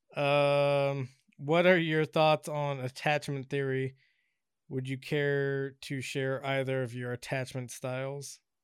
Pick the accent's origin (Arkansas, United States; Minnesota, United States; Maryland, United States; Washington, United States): Washington, United States; now in Southern California, United States; when I grew up in Washington